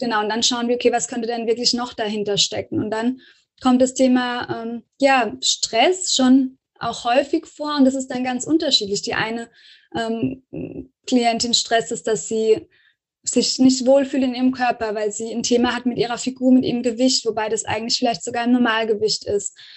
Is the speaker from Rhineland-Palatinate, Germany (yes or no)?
yes; Rhineland-Palatinate, Germany; ich komme ja so aus der Pfalz, vom Pfälzischen her